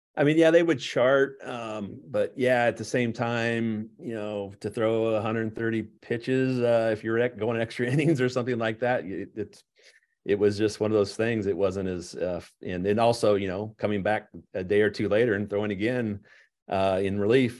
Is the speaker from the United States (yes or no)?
yes; Mahomet, Illinois, United States; born and raised in Muhammad